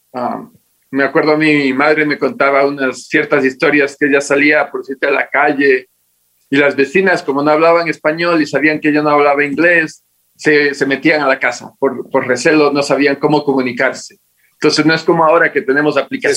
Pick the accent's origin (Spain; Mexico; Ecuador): Ecuador; Latacunga, Cotopaxi; moved away as an adult; also born or lived in Maryland, United States; now in Quito, Ecuador; A la edad de dos años me trajeron obligado, no tenía voz ni voto, a la ciudad de La Tacunga. Y ahí, y ahí me crié hasta los 18